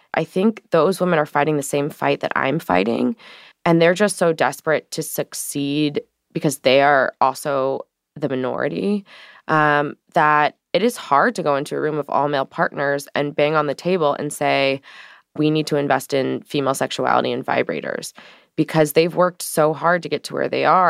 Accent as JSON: {"language": "English", "town": "St. Louis", "region": "Missouri", "country": "United States", "tie": "born or raised there", "said": "I come from Saint Louis, Missouri, so I grew up in an environment"}